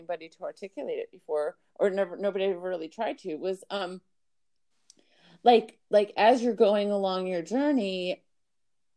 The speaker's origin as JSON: {"language": "English", "town": "Miami", "region": "Florida", "country": "United States", "tie": "born or raised there", "said": "I was brought up in Miami, Florida."}